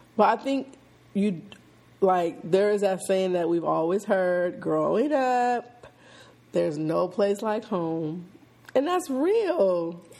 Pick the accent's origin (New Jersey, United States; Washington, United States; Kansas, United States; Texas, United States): Washington, United States; Seattle; moved away as an adult; now in Atlanta, United States; I'm born and raised in Seattle, Washington